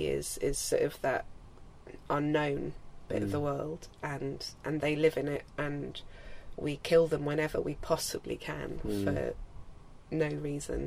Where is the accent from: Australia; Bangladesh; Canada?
Australia; moved away; also born or lived in Isle of Wight, England; growing up in Australia